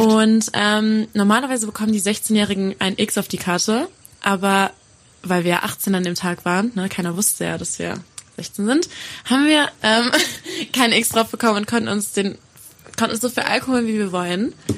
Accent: Gerlingen, Sauerland, North Rhine-Westphalia, Germany; also ich komme aus Gerling, heißt das. Das ist im Sauerland.

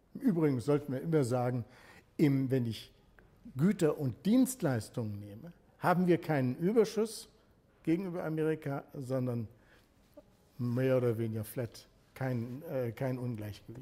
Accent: Germany; Als Deutscher

